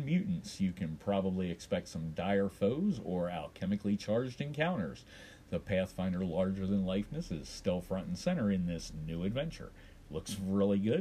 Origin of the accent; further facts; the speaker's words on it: Baltimore, Maryland, United States; there are no reports coming in from my hometown because apparently Baltimore has gone dark